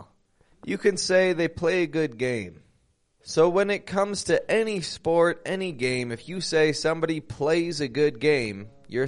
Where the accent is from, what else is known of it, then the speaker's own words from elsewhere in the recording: Toronto, Ontario, Canada; now in Monterrey, Mexico; I'm from Toronto, Canada.